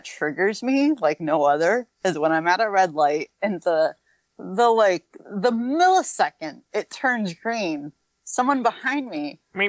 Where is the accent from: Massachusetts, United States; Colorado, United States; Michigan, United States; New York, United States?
Massachusetts, United States; near the Connecticut border, western; born or raised there